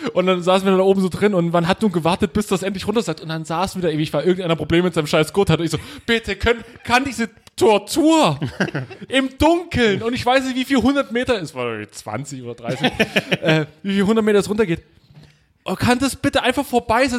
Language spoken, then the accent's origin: German; East Germany, Germany; bei uns im Osten